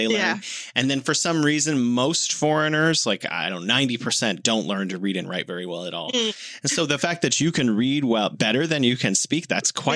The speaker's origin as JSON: {"language": "English", "town": "San Francisco", "region": "California", "country": "United States", "moved": "yes", "lives_now": "Beijing, China", "said": "I'm from San Francisco"}